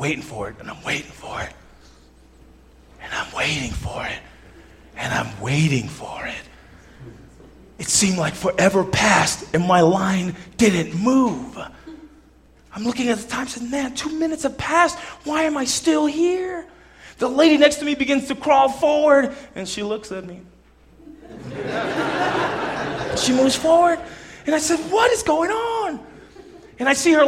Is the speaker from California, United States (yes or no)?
yes; Southern California, United States; I'm Southern Californian